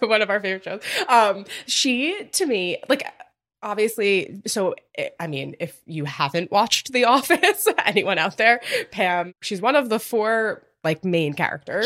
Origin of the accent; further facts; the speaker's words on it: Long Island, New York, United States; I grew up on Long Island, I'm close to Fire Island, not far